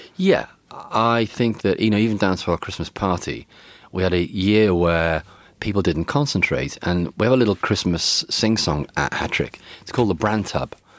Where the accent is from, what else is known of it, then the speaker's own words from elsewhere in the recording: Liverpool, North West England, United Kingdom; growing up in Liverpool